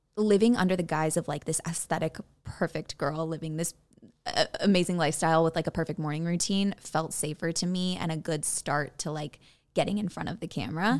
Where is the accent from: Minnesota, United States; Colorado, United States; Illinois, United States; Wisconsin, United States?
Illinois, United States; Buffalo Grove; moved away as an adult; now in Los Angeles, United States; I'm from Buffalo Grove, Illinois, uh, home of the cornfields